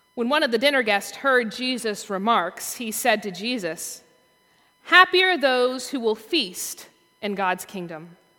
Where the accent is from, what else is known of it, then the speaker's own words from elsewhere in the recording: the South, Southern United States, United States; as a Southerner